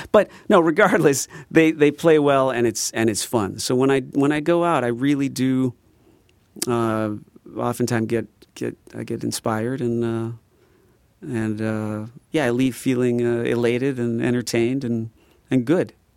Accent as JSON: {"language": "English", "region": "Midwest", "country": "United States", "said": "we're from the Midwest"}